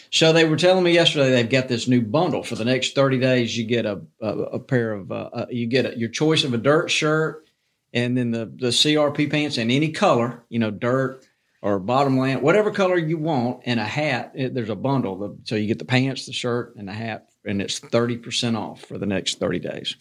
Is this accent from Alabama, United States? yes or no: yes; Montgomery, Alabama, United States; I grew up in Montgomery